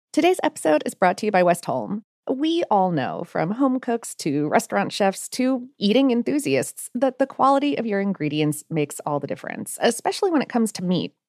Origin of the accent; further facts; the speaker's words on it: Ohio, United States; growing up in Ohio